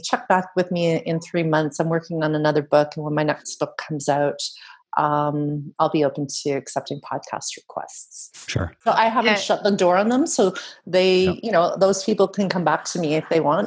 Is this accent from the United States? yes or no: no; Canada; accent: Canadian; moved away as an adult; now in Netherlands; that's how you know I'm Canadian because I said the about